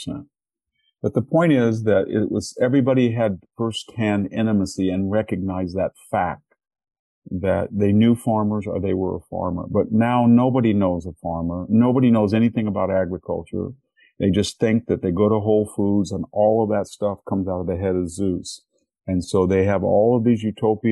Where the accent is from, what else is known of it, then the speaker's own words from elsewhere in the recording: Selma, California, United States; I was from Selma, that is a much more predominantly Mexican-American community